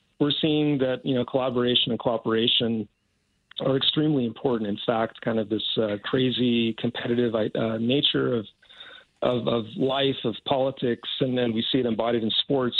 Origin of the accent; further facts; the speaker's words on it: California, United States; moved away as an adult; I'm dual Canadian-American, so I grew up in California, and I spent the first 30-plus years of my life in the States